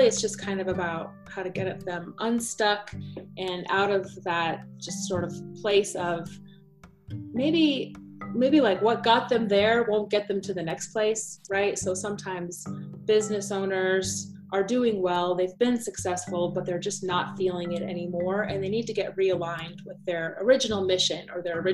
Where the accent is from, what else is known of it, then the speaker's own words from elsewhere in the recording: Aurora, Colorado, United States; also born or lived in Cape Town, South Africa / Botswana; I was born in Cape Town, South Africa. And moved to the States when I was four. So I grew up in Aurora in Denver